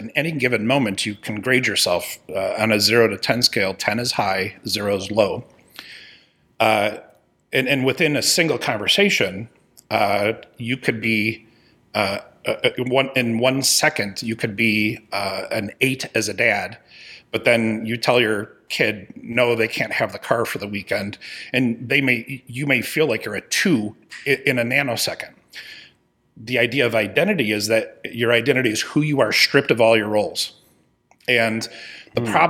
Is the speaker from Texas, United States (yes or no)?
no; Chicago, Illinois, United States; moved away; I'm from Chicago originally.